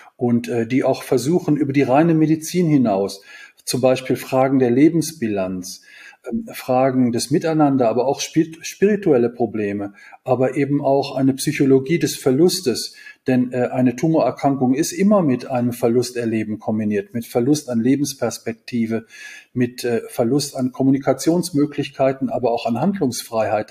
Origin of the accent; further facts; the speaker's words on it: Kevelaer, North Rhine-Westphalia, Germany; Kevela ist eine Kleinstadt am Niederrhein in der, Nieder der niederländischen Grenze und ist auch mein Heimatort